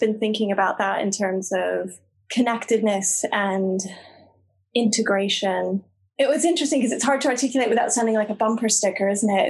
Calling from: Glasgow, Scotland, United Kingdom; I'm calling from Glasgow

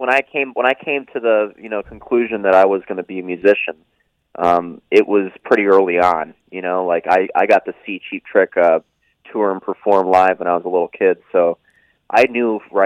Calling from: Florida, United States; also born or lived in Massachusetts; I'm calling from Florida

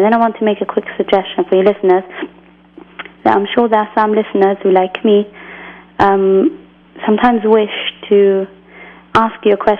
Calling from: England, United Kingdom; I'm calling from England.

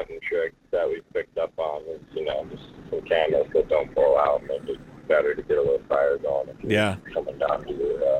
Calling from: Fairbanks, Alaska, United States; I'm in Fairbanks.

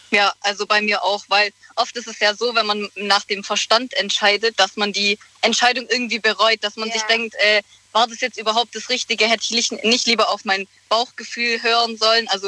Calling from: Heidenheim, Baden-Württemberg, Germany; die …. Wir kommen aus Heidenheim

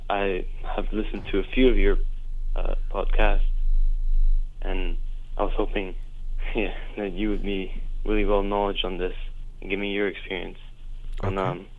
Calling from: Dubai, United Arab Emirates; I'm calling from Dubai.

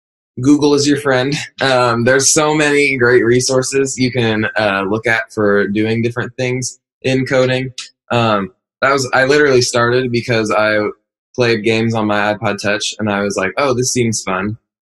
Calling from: Indianapolis, Indiana, United States; We're calling from Indianapolis, Indiana.

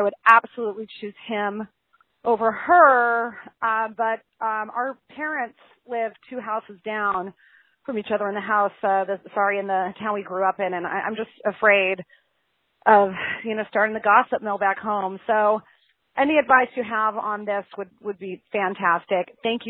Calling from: Tucson, Arizona, United States; I'm calling from Tucson.

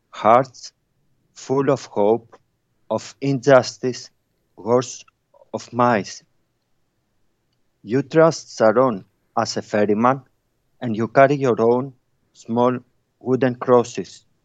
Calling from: Bristol, South West England, United Kingdom; Um, it's Bristol, UK.

